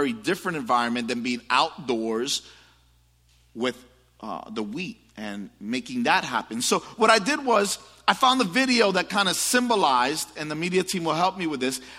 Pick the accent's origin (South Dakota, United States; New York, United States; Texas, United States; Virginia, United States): New York, United States; New York City; I grew up in the Bronx, and it was not always pretty